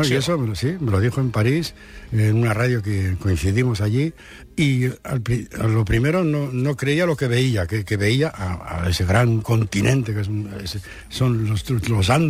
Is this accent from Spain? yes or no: yes; Basque Country, Spain; apenas hablaba el castellano, pues ahí todo el mundo hablaba el, euskera, pues yo estoy impregnado de euskera. Yo con mi madre siempre hablaba euskera.